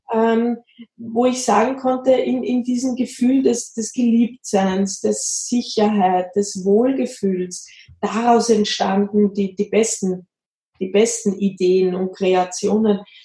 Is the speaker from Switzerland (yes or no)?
no; Austria; now in Bavaria, Germany; ich komme aus Österreich, das hört man immer sehr.